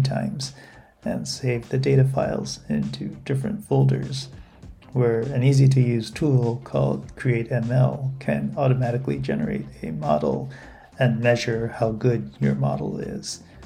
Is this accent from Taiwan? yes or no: yes; Taipei, Taiwan; now in Fukuoka, Japan; I was in Taipei, my hometown, and working remotely from home at the time